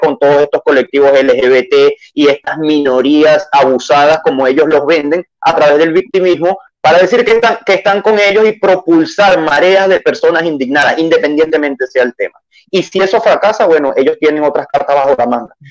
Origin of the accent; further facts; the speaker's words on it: Venezuela; moved away as an adult; now in Chile; Soy venezolano, ejercí la carrera del derecho abogado de la rama penal en Venezuela, cerca de dos años